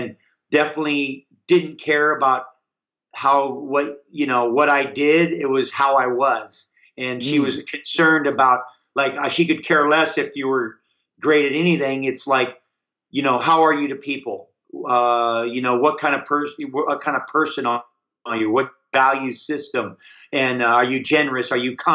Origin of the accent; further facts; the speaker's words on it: Hawaii, United States; I grew up in Hawaii